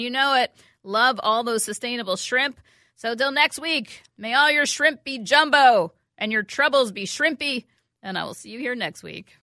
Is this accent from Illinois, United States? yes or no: no; New York, United States; now in Minnesota, United States; I grew up in New York, as you know, from a long fa, a family of Mets supporters